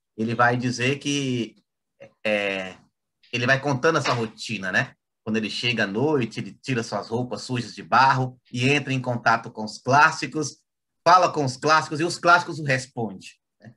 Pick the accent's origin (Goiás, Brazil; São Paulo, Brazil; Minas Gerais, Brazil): Goiás, Brazil; now in Conceição do Araguaia, Brazil; eu sou goiano